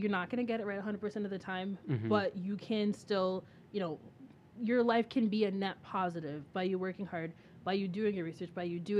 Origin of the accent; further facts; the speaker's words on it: United States; I was born here